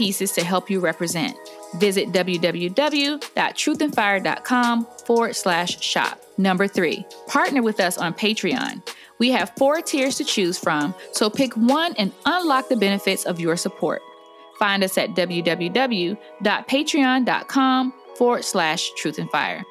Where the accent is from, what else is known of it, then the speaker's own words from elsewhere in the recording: Atlanta, Georgia, United States; now in Washington, D.C., United States; I grew up in Atlanta, which is Black